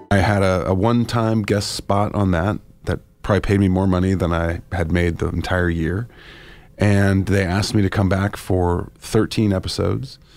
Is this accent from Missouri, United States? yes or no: yes; St. Louis, Missouri, United States; moved away; I'm from St. Louis.